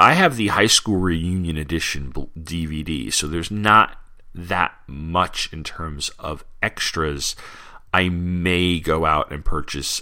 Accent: Long Island, New York, United States; when I was a kid uh, growing up on Long Island

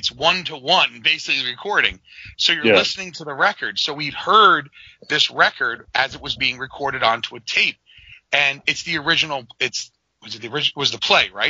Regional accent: New York, United States; three New Yorkers talking about it

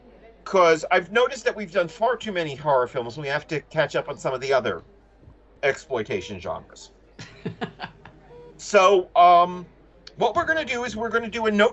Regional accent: New York, United States; accent: New York; That's not just my New York accent coming.

